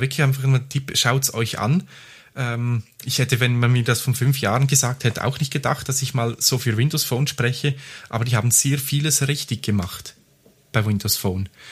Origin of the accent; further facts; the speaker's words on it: Graubünden, Switzerland; moved away; ich bin ja im Bündnerland aufgewachsen